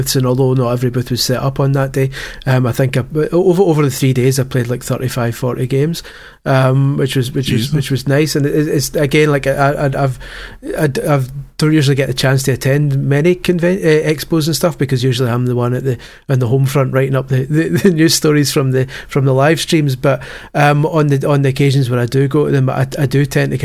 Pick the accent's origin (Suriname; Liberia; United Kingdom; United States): United Kingdom; Scotland; as a Scot